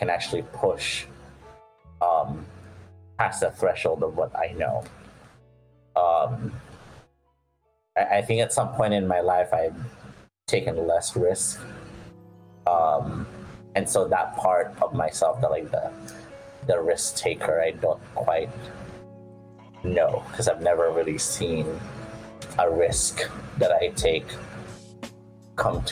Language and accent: English; Philippines; moved away; also born or lived in United States; growing up in the Philippines